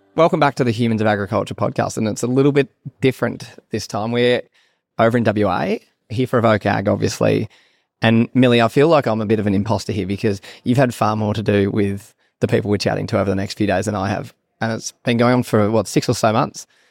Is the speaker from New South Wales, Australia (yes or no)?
yes; Sydney, New South Wales, Australia; And so I actually grew up in Sydney, I don't know if, but a Sydney boy.